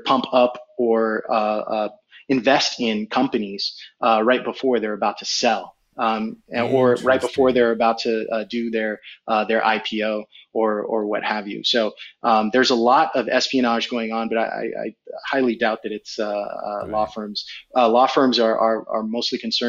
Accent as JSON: {"language": "English", "town": "Fremont", "region": "California", "country": "United States", "tie": "born or raised there", "also_born_or_lived": "New York / Barataria, Trinidad and Tobago", "said": "I moved to Fremont when I was about nine, maybe 10, late 80s, actually"}